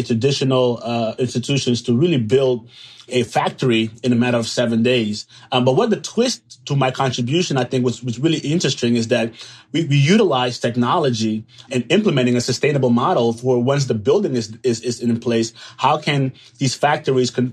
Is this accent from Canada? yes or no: no; Suriname; now in Atlanta, United States; I'm from Suriname.